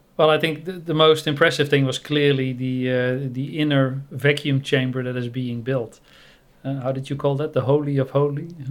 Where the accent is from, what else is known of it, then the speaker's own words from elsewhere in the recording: Netherlands; now in Thailand; I'm from the Netherlands, but I live in Thailand.